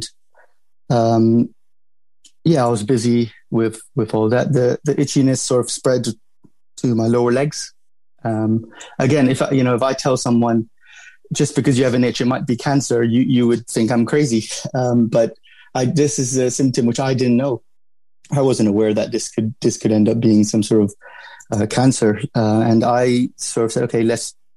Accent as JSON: {"language": "English", "region": "London", "country": "United Kingdom", "tie": "born or raised there", "said": "I grew up in London. I went to school in London. I went to uni in London. So, I would consider myself, a Londoner, really"}